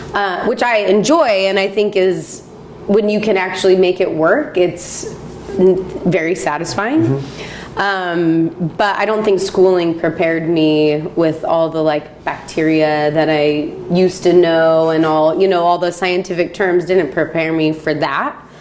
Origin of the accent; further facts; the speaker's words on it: Salt Lake City, Utah, United States; moved away as an adult; now in Oregon, United States; I grew up in Salt Lake City, Utah